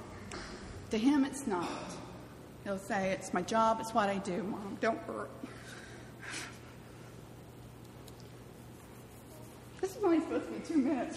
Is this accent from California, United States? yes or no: yes; California, United States; moved away as an adult; also born or lived in Mobile, Alabama; I'm from California. I drink soda. I drive on a freeway.